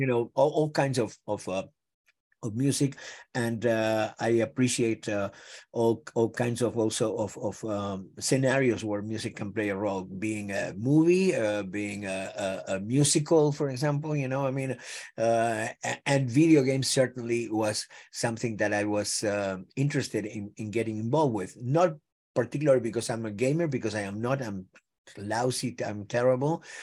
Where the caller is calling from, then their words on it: Los Angeles, California, United States; From Los Angeles, home. This is home.